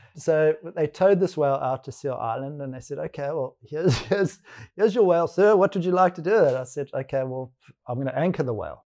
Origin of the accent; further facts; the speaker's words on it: Johannesburg, Gauteng, South Africa; now in Cape Town, South Africa; I was born in Johannesburg